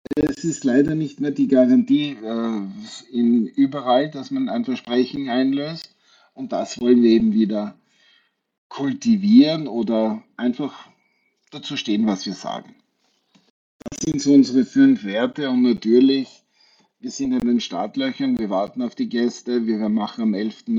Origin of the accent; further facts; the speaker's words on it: Wachau, Lower Austria, Austria; also born or lived in China / Maldives / Thailand; now in Tyrol, Austria; Ich komme aus der Wachau, aus, der Wein, aus dem Weinbaugebiet